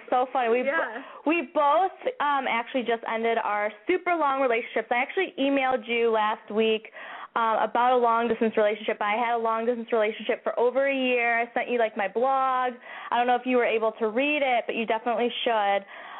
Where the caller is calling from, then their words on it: Chicago, Illinois, United States; We're 25. We live in Chicago.